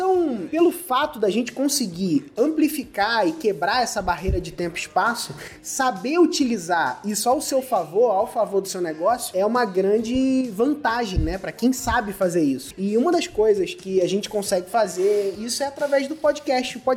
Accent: Cabo Frio, Rio de Janeiro, Brazil; É isso aí. Sou de Cabo Frio e eu eu trabalho, cara, com marketing digital, né?

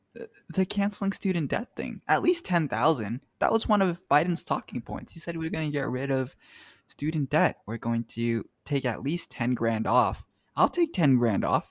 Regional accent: United States; I'm American

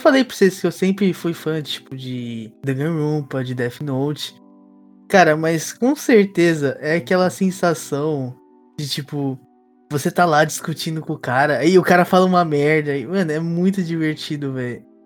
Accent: Brazil; now in Japan; a gente é brasileiro que mora no Japão

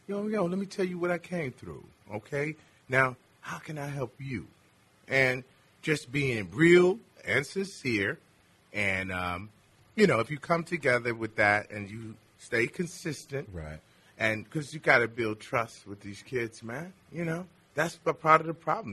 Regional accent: Richmond, Virginia, United States; In Richmond, Virginia

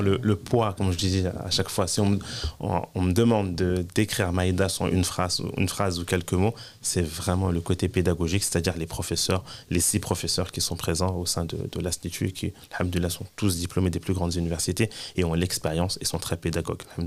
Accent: France; moved away as an adult; Je suis né en France, j'ai grandi en France, j'ai étudié en France, j'ai travaillé en France

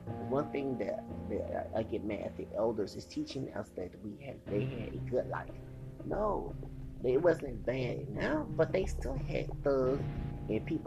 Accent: United States; As an American citizen in this country

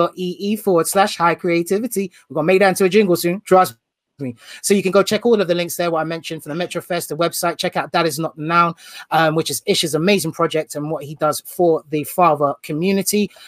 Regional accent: United Kingdom; being from the UK

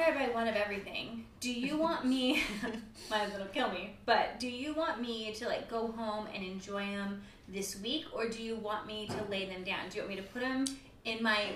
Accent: Cambria, California, United States; now in Atascadero, United States; I grew up in Cambria, and I remember when it was all cows, horses, or brown earth

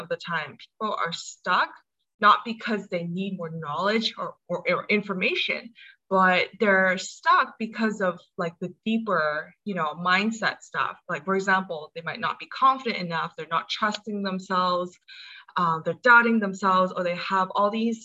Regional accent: Hong Kong; also born or lived in United States; I'm from Hong Kong. I was born in the States, but I spent most of my life here.

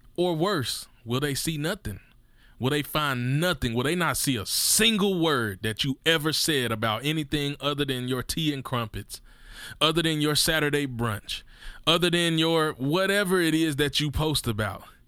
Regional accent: Mississippi, United States; I'm from Mississippi

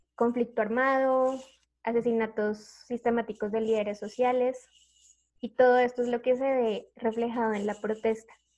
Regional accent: Colombia

